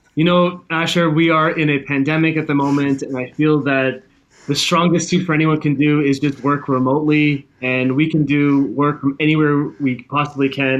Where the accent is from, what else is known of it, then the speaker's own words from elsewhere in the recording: Toronto, Ontario, Canada; moved away; also born or lived in Hawaii / South Korea; I'm born in Canada, born and raised in Toronto